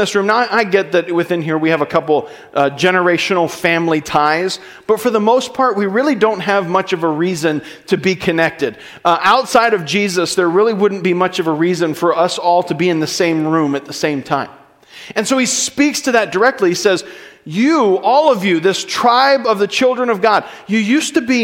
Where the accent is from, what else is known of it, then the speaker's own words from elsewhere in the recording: United States; I am an American